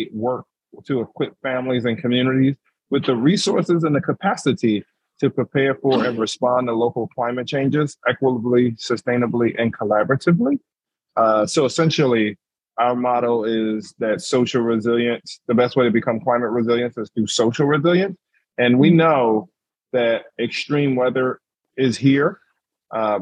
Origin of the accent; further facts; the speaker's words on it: Philadelphia, Pennsylvania, United States; moved away as an adult; now in Boston, United States; I'm originally from Philadelphia, West Philadelphia, born and raised